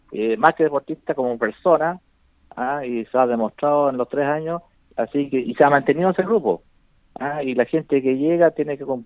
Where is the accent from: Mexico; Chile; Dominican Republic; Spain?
Chile; Magallanes; also born or lived in Ovalle / Antofagasta; now in Linares, Chile; Así que nos nacimos allá, pero nos criamos